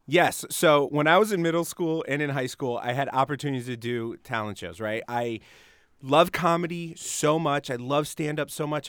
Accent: Springfield, Massachusetts, United States; moved away as an adult; also born or lived in Los Angeles; I grew up in Springfield.

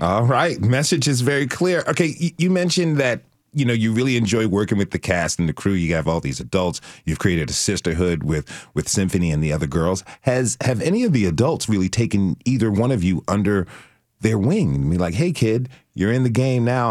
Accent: Trenton, New Jersey, United States; I was born in Trenton

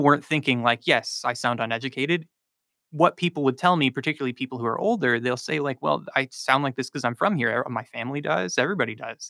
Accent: Charlotte, North Carolina, United States; I'm from South Charlotte

